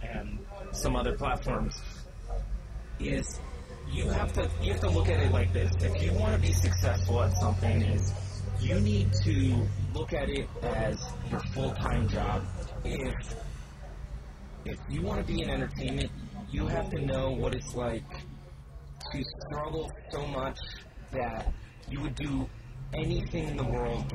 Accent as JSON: {"language": "English", "region": "Maryland", "country": "United States", "tie": "born or raised there", "also_born_or_lived": "Carmel, California / Virginia", "moved": "as an adult", "said": "born in Carmel, California, up north, but I was raised in Maryland"}